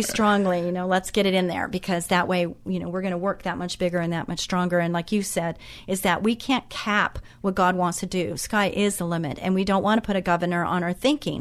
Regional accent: Orange County, California, United States; I grew up in Orange County

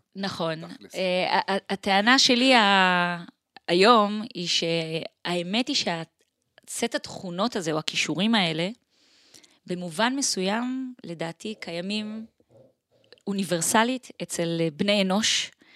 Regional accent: Israel; also born or lived in Switzerland / Tel Aviv, Israel; אני נולדתי וגדלתי אה, פה בארץ

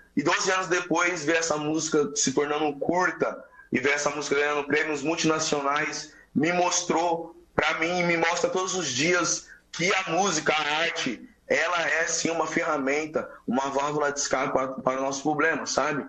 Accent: São Paulo, Brazil; Eu fui nascido na Cracolândia, boca do lixo

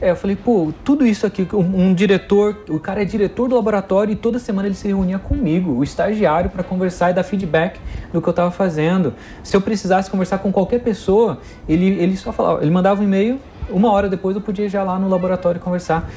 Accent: Brazil; nós somos brasileiros, a gente está acostumado com essa sobrevivência

